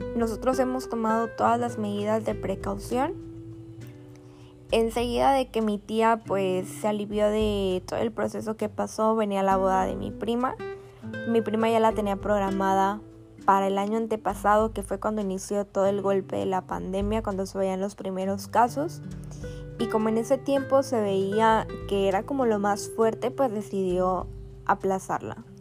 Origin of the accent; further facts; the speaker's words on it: Altamira, Tamaulipas, Mexico; soy de Altamira, Tamaulipas